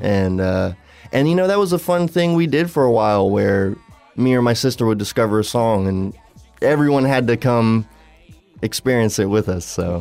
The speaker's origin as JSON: {"language": "English", "region": "Southwest Florida", "country": "United States", "said": "we're all from Southwest Florida, but now we're all over the country"}